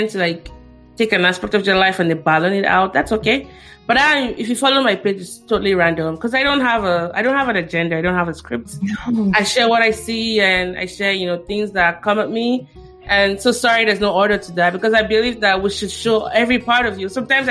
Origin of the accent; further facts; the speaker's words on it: Nigeria; as a Nigerian child